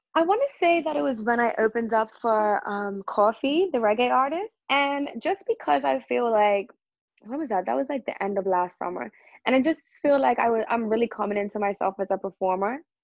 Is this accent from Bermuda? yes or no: yes; Bermuda; growing up in Bermuda was it was awesome. Lots of outdoor activities, lots of swimming. You know, I think I had a great childhood here.